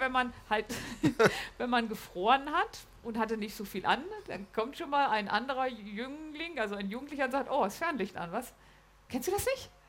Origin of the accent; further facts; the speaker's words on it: Lower Saxony, Germany; Ich komme ja aus Niedersachsen.